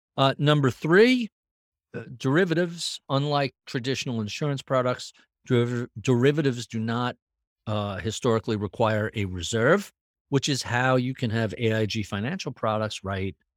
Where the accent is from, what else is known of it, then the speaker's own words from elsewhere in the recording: New York, United States; as I was growing up in New York